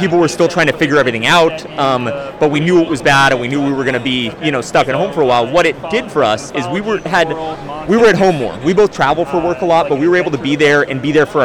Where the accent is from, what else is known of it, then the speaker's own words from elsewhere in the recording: Southern California, United States; We're from Southern California